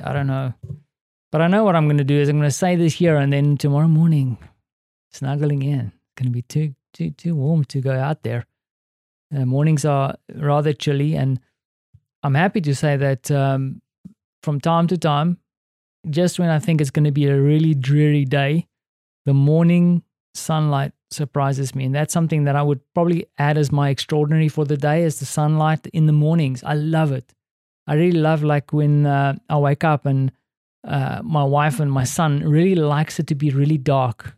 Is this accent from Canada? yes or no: no; South Africa; moved away as an adult; now in Poland; as a South African